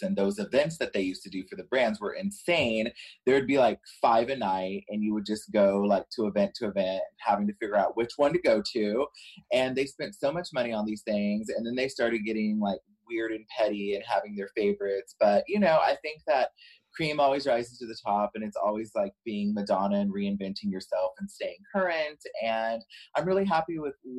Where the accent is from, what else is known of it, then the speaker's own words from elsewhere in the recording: Bay City, Texas, United States; I'm from a small town called Bay City, Texas. It's an hour and 30 minutes south of Houston.